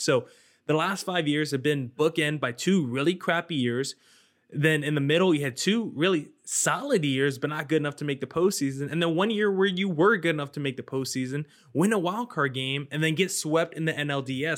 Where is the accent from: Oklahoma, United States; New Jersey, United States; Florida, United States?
New Jersey, United States; I grew up in New Jersey